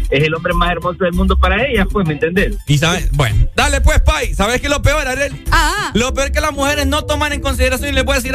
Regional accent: San Pedro Sula, Cortés, Honduras; De San Pedro.

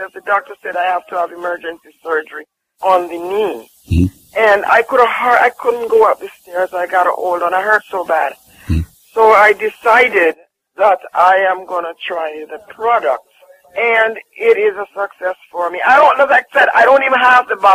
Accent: Jamaica; I'm from Jamaica and I honestly tell you, sometimes, as a Jamaican

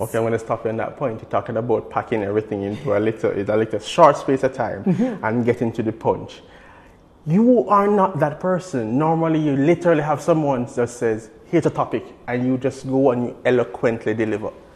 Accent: Jamaica; as a Jamaican

